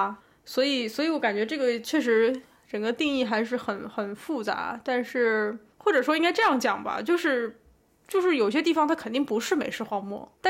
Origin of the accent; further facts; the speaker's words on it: Beijing, China; 北京很多很好的店都没有了，包括我小时候在北京的很多店都没有了